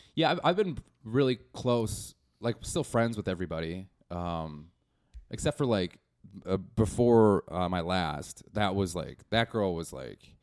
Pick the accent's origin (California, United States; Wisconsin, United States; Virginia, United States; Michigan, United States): Wisconsin, United States; Milwaukee; moved away as an adult; now in Chicago, United States; I'm from Milwaukee